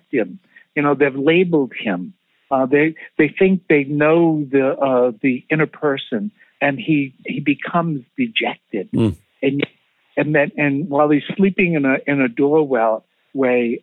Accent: Quincy, Massachusetts, United States; I grew up in Quincy. My family was from South Boston

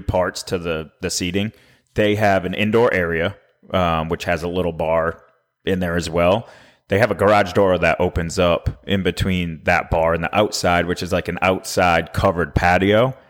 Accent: Maine, United States; now in Nashville, United States; we're both from the Northeast. Yep. You know, I'm from Maine.

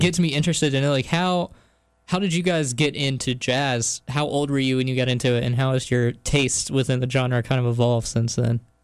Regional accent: New Bern, North Carolina, United States; I was at a venue at my hometown back in New Bern

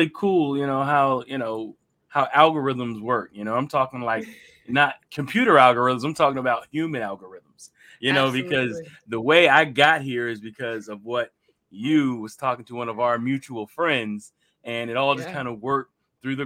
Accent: Hampton Roads, Virginia, United States; I'm one of the few people who are originally from Hampton Roads.

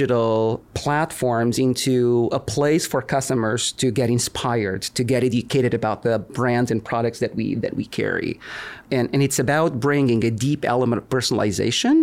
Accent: Lisbon, Portugal; moved away as an adult; also born or lived in California; now in United States; I was born and raised in Lisbon, Portugal. I've been in the U.S. for about 20 years now.

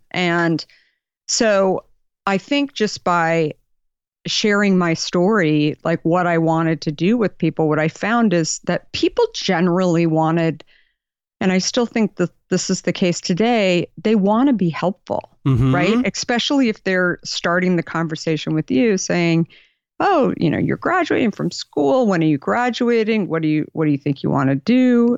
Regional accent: Arizona, United States; You know, I grew up in Arizona. My family, I was the last of five kids, super middle class.

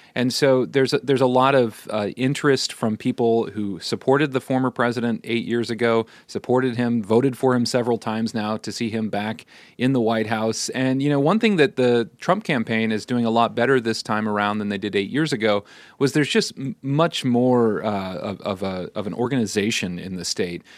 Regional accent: Iowa-Nebraska border, Midwest, United States; I grew up in the Midwest across the border of Iowa and Nebraska.

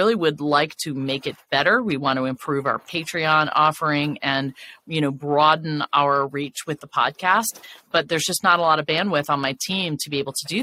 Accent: Mississippi, United States; I'm from Mississippi

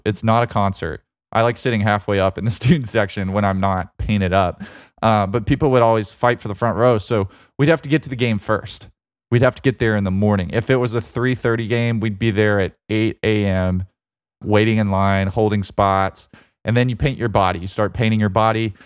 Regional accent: Alabama, United States; moved away; also born or lived in Georgia; growing up in Alabama

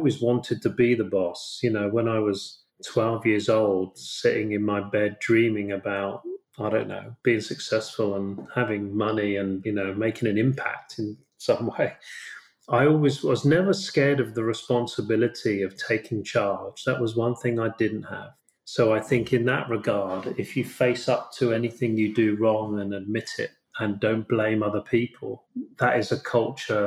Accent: United Kingdom; I'm British

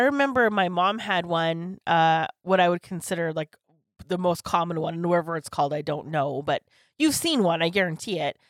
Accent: Canada; I'm so Canadian

